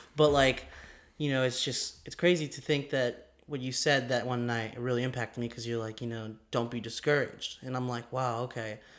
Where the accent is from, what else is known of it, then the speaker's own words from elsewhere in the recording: Mesa, Arizona, United States; We both kind of live in Arizona. Um, I'm from Mesa.